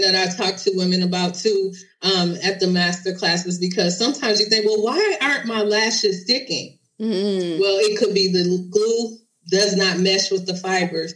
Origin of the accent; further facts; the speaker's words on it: Detroit, Michigan, United States; I originally started doing uh, makeup events in my city. I'm from Detroit